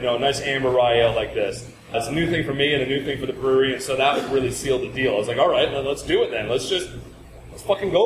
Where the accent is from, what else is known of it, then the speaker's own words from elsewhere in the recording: Seattle, Washington, United States; moved away as an adult; also born or lived in Brooklyn, New York / Scotland; I was born in Brooklyn years ago and then left when I was a kid. Yeah. I left when I was like really, really young. And for 20 years, I lived in Seattle